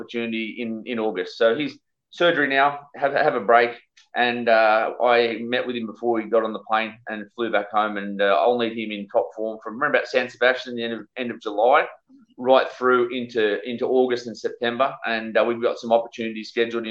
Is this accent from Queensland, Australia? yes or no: no; Sydney, New South Wales, Australia; I grew up in Sydney